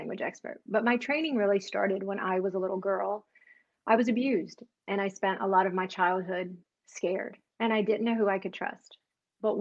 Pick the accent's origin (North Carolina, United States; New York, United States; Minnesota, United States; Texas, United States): North Carolina, United States; I grew up in North Carolina, actually, is where I spent the majority of my life.